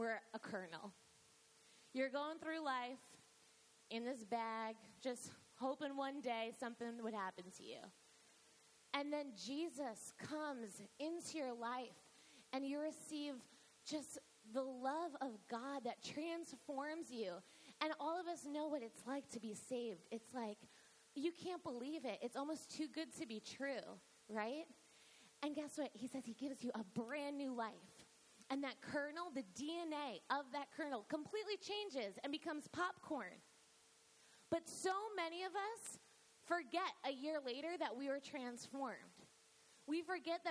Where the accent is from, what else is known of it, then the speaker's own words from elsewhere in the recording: New York, United States; I grew up in New York.